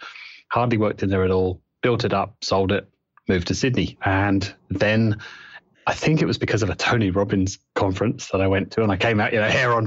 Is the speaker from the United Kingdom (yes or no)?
yes; United Kingdom; also born or lived in New Zealand; now in Australia; No. Born and raised in the UK.